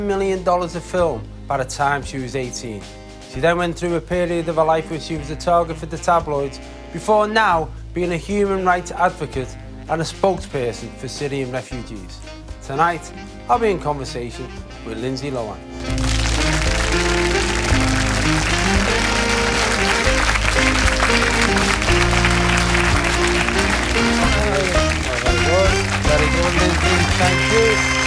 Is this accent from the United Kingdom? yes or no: yes; United Kingdom; us as British people